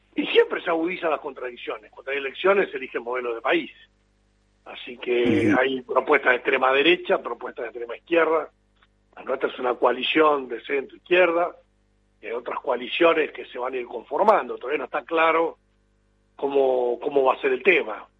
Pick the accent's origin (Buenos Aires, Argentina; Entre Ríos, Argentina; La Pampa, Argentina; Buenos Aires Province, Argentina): Entre Ríos, Argentina; yo soy de Entre Ríos. Estamos bastante lejos de, Neuquén Río Negro